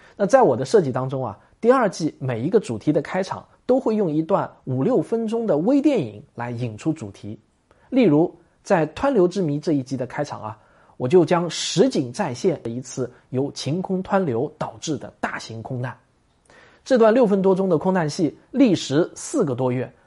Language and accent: Chinese; China; 我们中国人